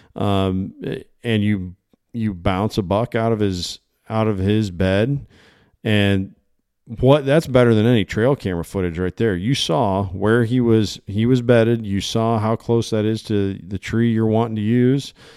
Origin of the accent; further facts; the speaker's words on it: Illinois, United States; moved away; I came from Illinois. Uh, that's where I grew up. I grew up in the Quad City area.